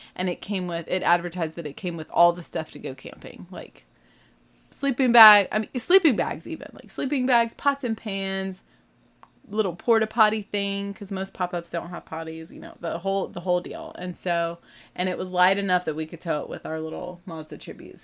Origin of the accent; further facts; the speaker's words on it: the South, United States; I'm not from the Midwest. I'm from the South